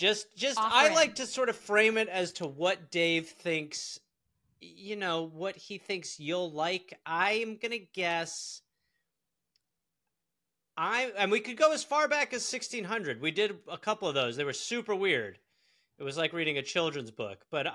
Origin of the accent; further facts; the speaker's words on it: England, United Kingdom; See, I'm English.